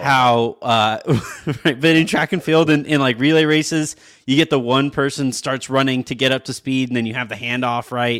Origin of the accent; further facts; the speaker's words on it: California, United States; moved away as an adult; now in Texas, United States; I'm from California